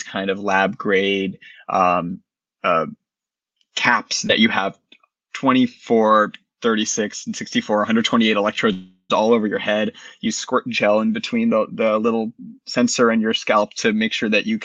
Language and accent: English; Boston, Massachusetts, United States; also born or lived in North Carolina; I grew up in the Boston area. I went to college in North Carolina, and I returned to Boston after